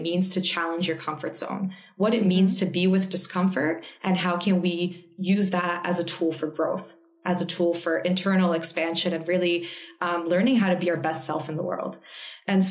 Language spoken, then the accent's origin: English; New Jersey, United States; moved away as an adult; also born or lived in Manhattan; now in Australia; I am Polish American, first generation in America, born and raised in New Jersey.